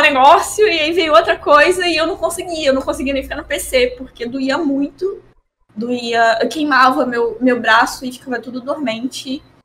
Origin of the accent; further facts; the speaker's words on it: Rio de Janeiro, Brazil; eu sou do Rio